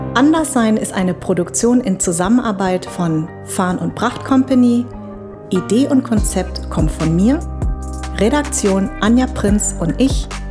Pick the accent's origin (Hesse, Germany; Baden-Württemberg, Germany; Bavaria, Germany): Hesse, Germany; Darmstadt; ich sag aus Darmstadt